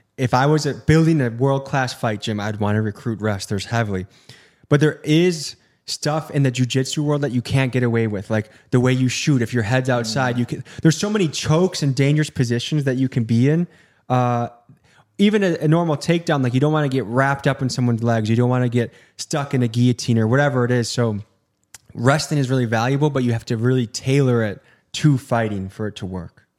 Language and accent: English; Illinois, United States; moved away; I grew up in Illinois